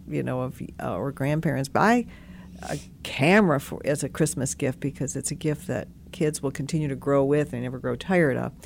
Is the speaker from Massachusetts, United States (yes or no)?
no; Detroit, Michigan, United States; growing up in Detroit